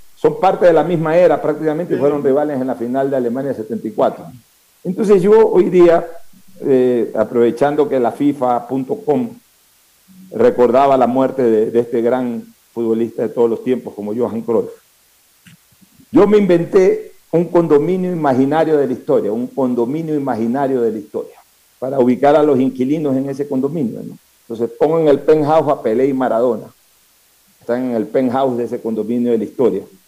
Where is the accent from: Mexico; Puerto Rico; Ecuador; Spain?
Ecuador; Somos los ecuatorianos